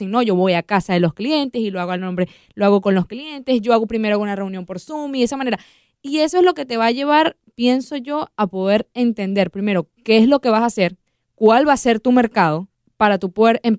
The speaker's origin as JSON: {"language": "Spanish", "country": "Venezuela", "said": "yo voy a hablar eh, como venezolana, hemos visto cómo personas venezolanas han crecido su negocio de unas maneras increíbles"}